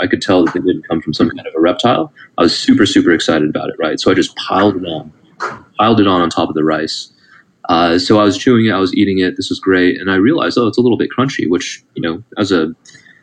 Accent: Southern California, United States; I was born and raised in the States in Southern California. And my family is ethnically Taiwanese

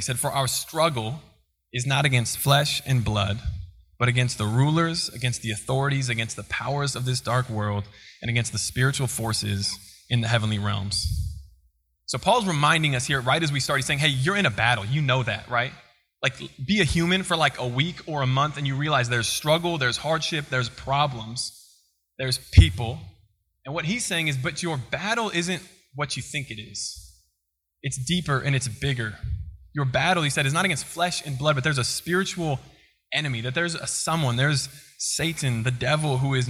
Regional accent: Colorado, United States; also born or lived in Kansas; now in Missouri, United States; I'm from Colorado, but my mom's family is from Kansas

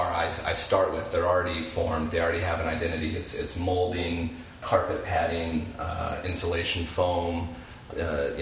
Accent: Springfield, Illinois, United States; I have lived the entirety of my life in central Illinois. I grew up in Springfield.

